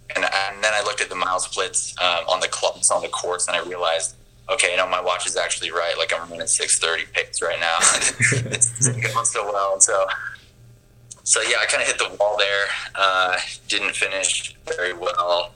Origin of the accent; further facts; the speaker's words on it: American Fork, Utah, United States; I'm originally from Utah. So I grew up in American Fork